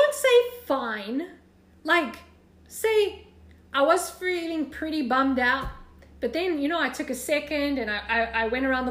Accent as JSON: {"language": "English", "country": "South Africa", "moved": "as an adult", "lives_now": "United States", "said": "I love your accent, where are you from? And then I'd be like, South Africa"}